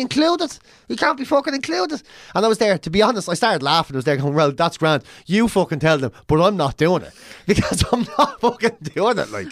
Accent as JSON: {"language": "English", "country": "Ireland", "also_born_or_lived": "London", "moved": "as an adult", "said": "I come from Ireland"}